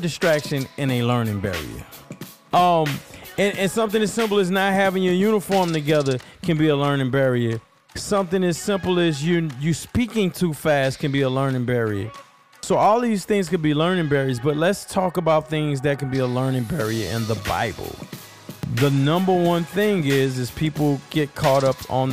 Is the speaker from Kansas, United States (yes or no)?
no; New Orleans, Louisiana, United States; I'm from New Orleans, and in New Orleans we have like a lazy tongue, like a lazy mouth